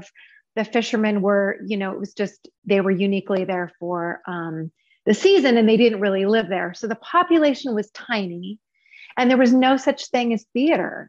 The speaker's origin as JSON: {"language": "English", "region": "Alaska", "country": "United States", "tie": "born or raised there", "also_born_or_lived": "Seattle / Los Angeles", "moved": "as an adult", "said": "I was born and raised in Alaska"}